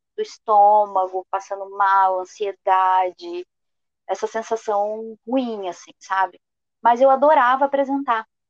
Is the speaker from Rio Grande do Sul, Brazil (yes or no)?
yes; Rio Grande do Sul, Brazil; eu sou gaúcha